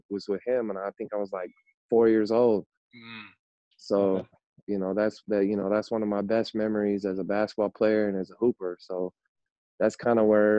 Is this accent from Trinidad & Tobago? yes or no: no; Seattle, Washington, United States; also born or lived in Auburn, Washington / Yakima, Washington / Bothell, Washington; I was born in Auburn, and I lived a lot of my childhood up until grade school in the greater Seattle area.